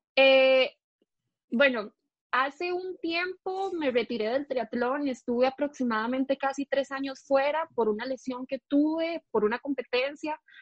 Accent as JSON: {"language": "Spanish", "town": "San Miguel de Desamparados", "region": "San José", "country": "Costa Rica", "tie": "born or raised there", "said": "yo nací en San Miguel de Desamparados, toda la vida he sido de acá, aquí me crié."}